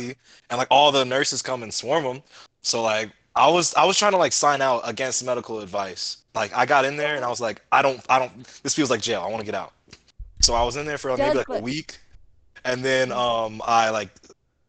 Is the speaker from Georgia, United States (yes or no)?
yes; Georgia, United States; moved away; also born or lived in Fort Campbell, Kentucky; Georgia originally, but like, we were all stationed in Fort Campbell, Kentucky